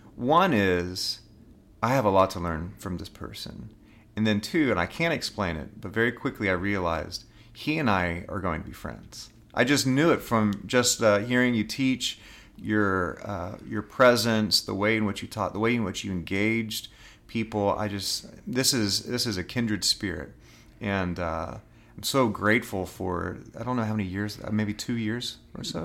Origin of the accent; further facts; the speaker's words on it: Dallas, Texas, United States; I grew up in Dallas, Texas